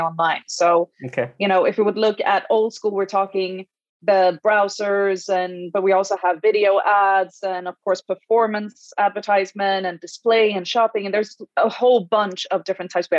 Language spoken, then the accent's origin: English; Sweden; moved away as an adult; also born or lived in Iran; now in Dublin, Ireland; I'm born and raised in Sweden, but my parents come from Iran